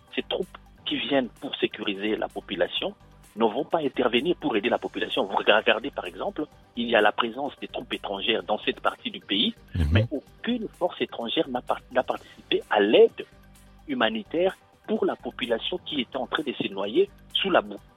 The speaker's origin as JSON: {"language": "French", "country": "DR Congo", "moved": "yes", "lives_now": "France", "said": "en tant que Congolais, je garde l'espoir"}